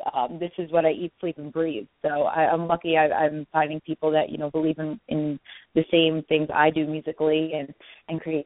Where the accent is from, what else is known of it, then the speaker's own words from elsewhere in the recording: New York, United States; I'm from New York, so this is my home